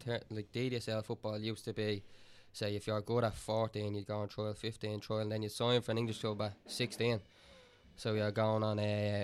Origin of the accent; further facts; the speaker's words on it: Dublin, Leinster, Ireland; So he at the time he helped me settle in, because obviously I was from Dublin.